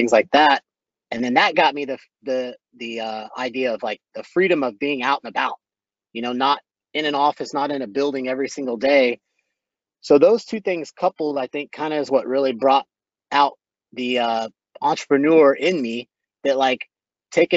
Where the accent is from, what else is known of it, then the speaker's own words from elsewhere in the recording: Boerne, Texas, United States; also born or lived in Waco, Texas; I grew up out in Burney, Texas, which is about 20 miles northwest of San Antonio, went to high school there